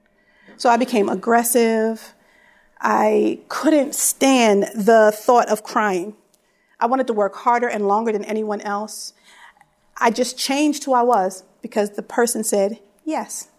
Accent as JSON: {"language": "English", "town": "Philadelphia", "region": "Pennsylvania", "country": "United States", "tie": "born or raised there", "said": "I was raised in Philly"}